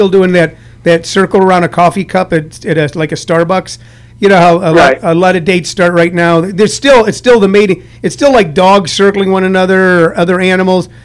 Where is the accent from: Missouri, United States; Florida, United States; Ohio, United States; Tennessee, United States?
Missouri, United States; St. Louis; I grew up in St. Louis, Missouri